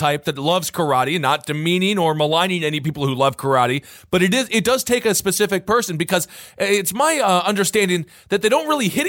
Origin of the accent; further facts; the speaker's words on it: Wisconsin, United States; moved away; My home state of Wisconsin